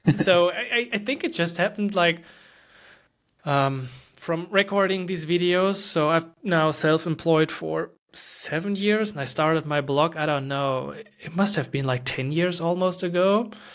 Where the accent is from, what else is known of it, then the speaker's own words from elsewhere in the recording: Germany; English is a second language; I'm from Germany